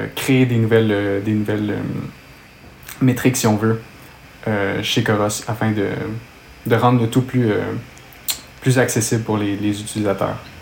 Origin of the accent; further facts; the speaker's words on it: Montreal, Quebec, Canada; accent: Québécois; je viens de Montréal, au Canada, donc d'où vient mon, mon, accent québécois